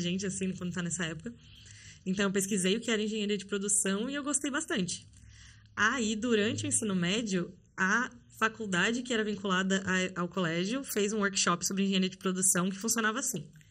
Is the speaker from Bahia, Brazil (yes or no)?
no; São Paulo, Brazil; eu sou natural de São Paulo, sou paulistana, da capital